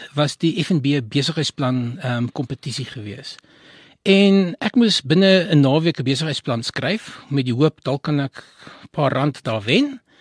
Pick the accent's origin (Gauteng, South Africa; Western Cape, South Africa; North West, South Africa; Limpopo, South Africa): Gauteng, South Africa; Johannesburg; born or raised there